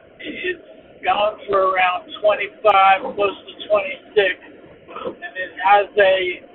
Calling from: Jersey Shore, New Jersey, United States; I'm calling from the Jersey Shore.

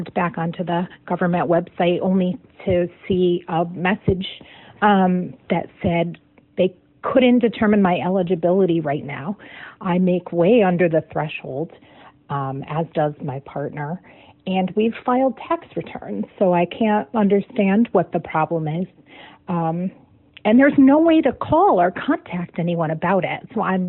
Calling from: Meriden, Connecticut, United States; I'm calling from Meriden, Connecticut.

